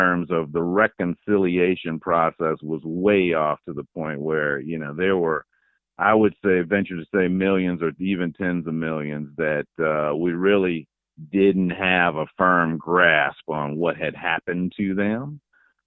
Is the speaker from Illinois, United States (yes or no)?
yes; Chicago, Illinois, United States; I grew up in the Foster Park area out on the southwest side